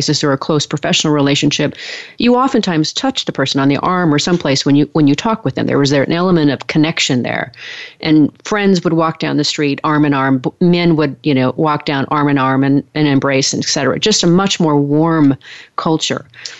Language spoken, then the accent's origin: English; Oregon, United States; also born or lived in Rio de Janeiro; being an American from the Northwest, from Oregon, when I moved right. to Rio de Janeiro in 1991